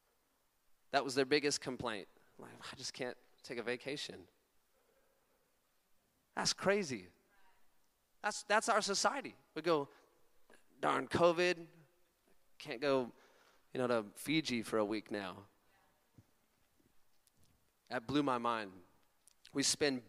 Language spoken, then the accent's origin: English; California, United States; accent: Californian; My like Californian accent